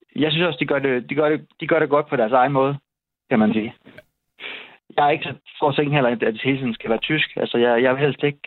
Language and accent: Danish; Esbjerg, Southern Denmark, Denmark; now in Seest, Denmark; jeg er så fra Esbjerg